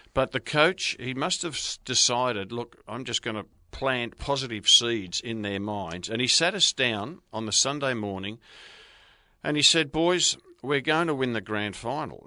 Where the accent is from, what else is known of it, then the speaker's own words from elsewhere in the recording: Brunswick, Victoria, Australia; moved away; I grew up in Brunswick